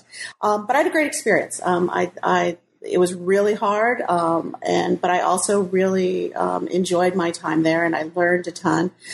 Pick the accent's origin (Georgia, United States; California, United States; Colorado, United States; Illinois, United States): Colorado, United States; Denver; moved away as an adult; also born or lived in Albuquerque, New Mexico / New York; now in Shanghai, China; So I grew up in Colorado. I grew up right outside of Denver in a suburb just west of town.